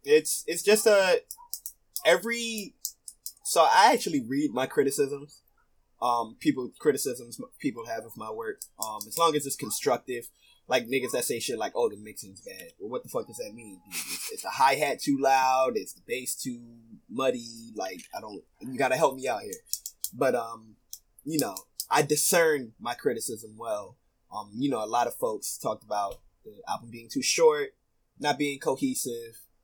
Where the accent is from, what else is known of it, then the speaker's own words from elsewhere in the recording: Philadelphia, Pennsylvania, United States; I grew up in North Philly, um, Badlands